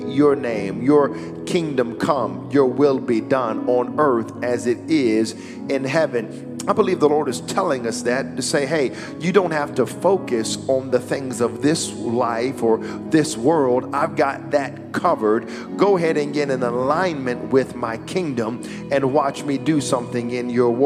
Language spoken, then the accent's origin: English; United States; I am an American citizen